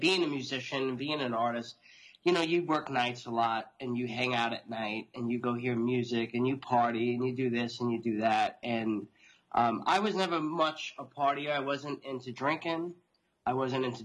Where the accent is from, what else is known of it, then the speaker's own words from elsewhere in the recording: Long Island, New York, United States; I'm born and raised in New York, outside New York City on Long Island, as you could probably tell from my accent now